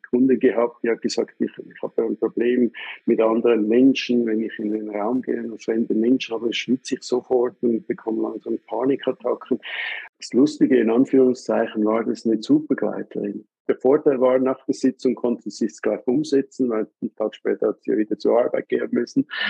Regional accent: Switzerland; bei uns in der Schweiz

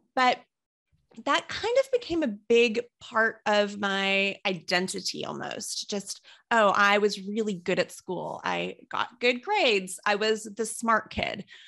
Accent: Kentucky, United States; moved away; I wasn't a big fan of the town where I grew up in, and I don't mean to knock it for anyone who has stayed there, but I was in a small city in Kentucky

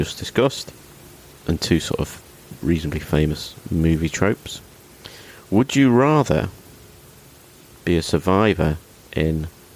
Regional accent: Lincoln, East Midlands, United Kingdom; Lincoln, my hometown

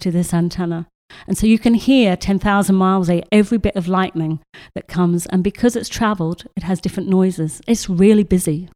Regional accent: Australia; moved away; I grew up in Australia

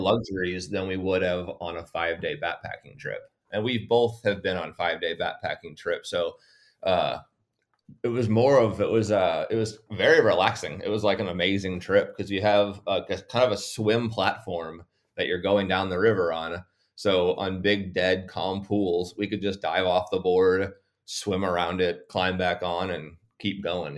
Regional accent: St. Louis, Missouri, United States; also born or lived in St. Charles, Missouri; I was born in Saint Louis, and, uh, now I live just across the river in Saint Charles

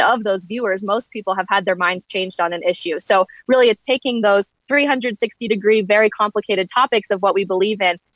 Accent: Colorado, United States; moved away as an adult; now in Washington, D.C., United States; I grew up in Colorado, and that's where I am right now

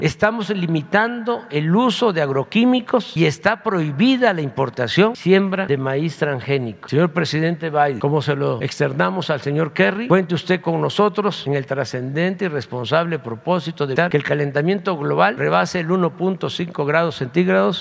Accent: Tepetitán, Tabasco, Mexico; soy de Tepetitán. Macuspana, Tabasco

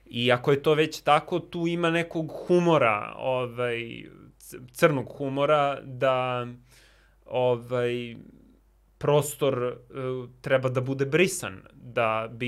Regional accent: Belgrade, Serbia; moved away; also born or lived in New York; u Njujorku gde sam ja studirao i u blokovima gde sam odrastao

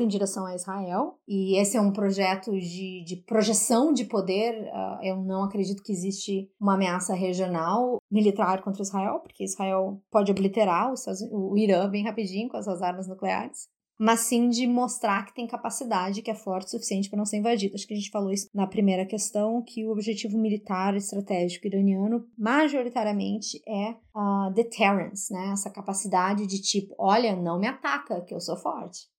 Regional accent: Brazil; sendo brasileiros

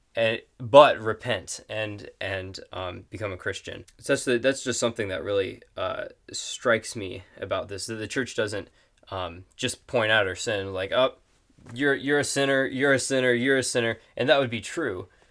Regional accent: Superior, Wisconsin, United States; also born or lived in Texas; I was born in Texas, but, uh, grew up in Wisconsin, uh, in Superior and just a little outside of it

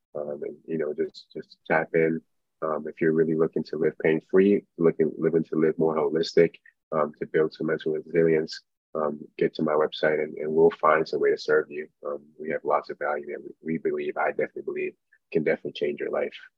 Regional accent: Nigeria; moved away; I was born in Nigeria

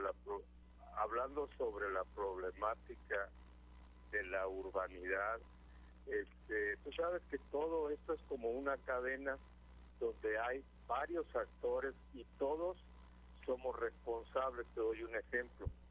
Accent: Michoacán, Mexico; now in California, United States; yo soy de Michoacán

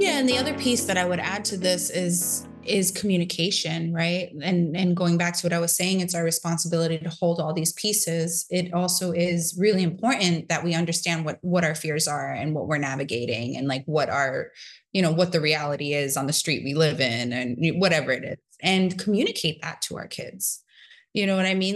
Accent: New York City, New York, United States; I grew up in New York City in a time where it was like, yeah, it was kinda dangerous

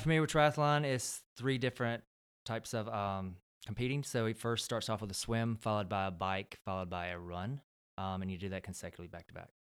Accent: Belton, South Carolina, United States; moved away; originally born and raised in South Carolina, from upstate, uh, South Carolina, a very small town called Belton

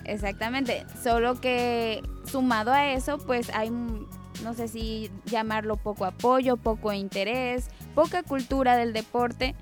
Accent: Mexico; de nuestro México, de nuestro estado, de nuestro municipio

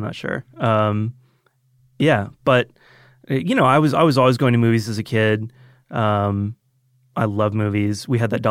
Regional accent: Roswell, Georgia, United States; also born or lived in Marietta, Georgia; I, you know, mostly grew up in Roswell.

